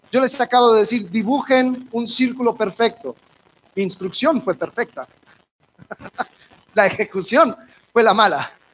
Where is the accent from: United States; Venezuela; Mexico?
United States; Miami, Florida; De donde soy, Miami, hay una, hay una sección de muchos judíos ortodoxos